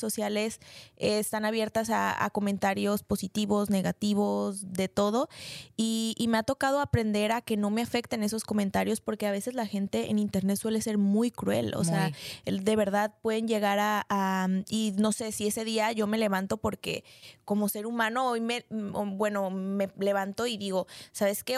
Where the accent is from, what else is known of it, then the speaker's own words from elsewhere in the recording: Mexico; mi país, o sea, porque México es un país